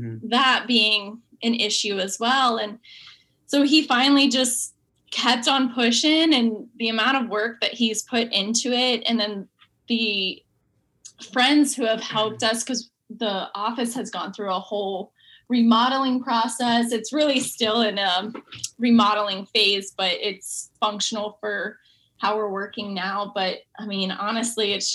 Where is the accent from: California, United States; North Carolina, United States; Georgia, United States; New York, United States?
North Carolina, United States; moved away as an adult; now in Stuart, United States; I grew up in North Carolina